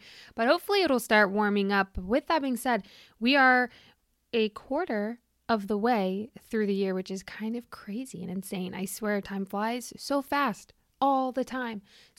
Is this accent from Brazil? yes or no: no; Germany; I have been, you know, I was born in Germany. I've moved around there a lot.